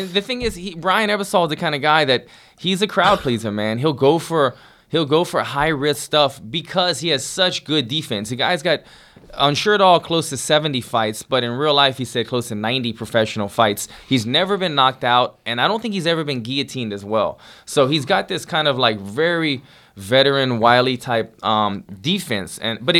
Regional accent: Louisiana, United States; my home state of Louisiana.

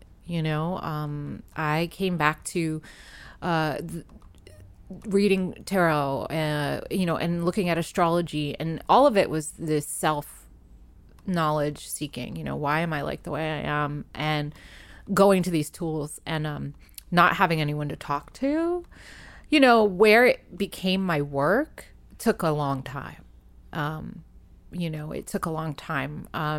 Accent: New England, United States; being a kid growing up in New England, you get shut down pretty hard by people and others that don't understand.

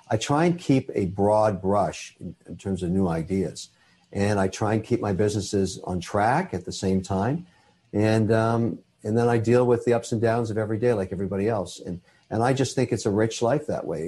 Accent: Canada; I'm a Canadian citizen. I'm also Irish

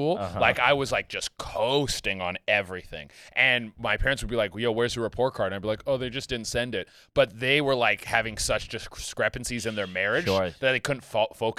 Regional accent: Vancouver area, British Columbia, Canada; moved away as an adult; now in United States; So I'm Canadian. I grew up on the west coast of Canada, like Vancouver-ish area

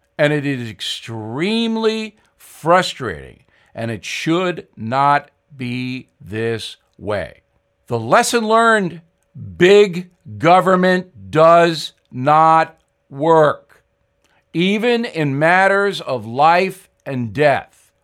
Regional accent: Levittown, New York, United States; when I was raised in Levittown.

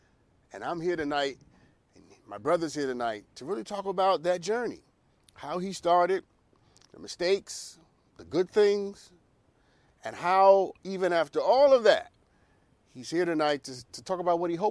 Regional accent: New York, United States; also born or lived in Brooklyn / Harlem; now in Los Angeles, United States; I'm born and raised in New York. I'm a New Yorker, okay? I am born in Brooklyn, raised in Queens, then lived in Harlem

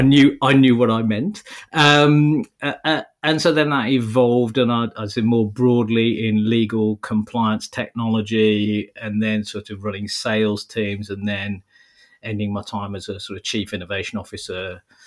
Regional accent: Wolverhampton, West Midlands, United Kingdom; I'm as is traditional for someone born and brought up in Wolverhampton, I'm a Man United fan.

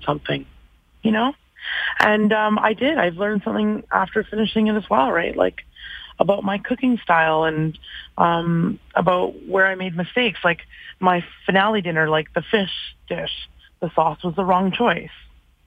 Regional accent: Vancouver, British Columbia, Canada; moved away as an adult; now in Calgary, Canada; I've been in Calgary 16 of them, which is amazing. I'm from Vancouver originally

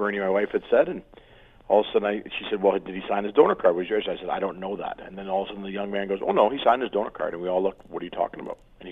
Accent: Olds, Alberta, Canada; I grew up in Olds, 50 miles from Calgary.

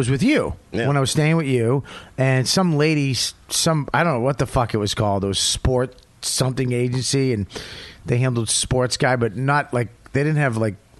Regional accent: Paramus, New Jersey, United States; Where you from? I'm from Paramus.

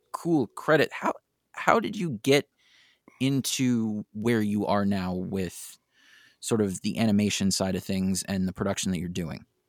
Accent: San Francisco, California, United States; my hometown of San Francisco

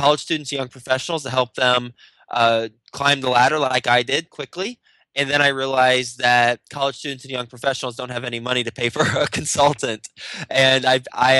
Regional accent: Texas, United States; moved away as an adult; also born or lived in Michigan; now in New York City, United States; I'm from Texas. I live in New York City. Actually, born in Michigan, so kind of from all over. But I was raised in Texas.

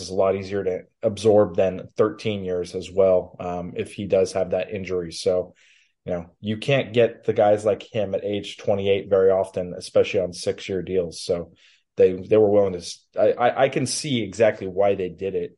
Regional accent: West Coast, United States; moved away as an adult; now in Minnesota, United States; I grew up on the West Coast

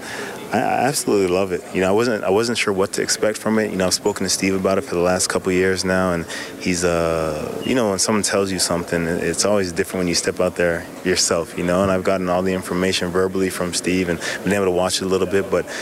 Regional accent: Edmonton, Alberta, Canada; growing up in Edmonton

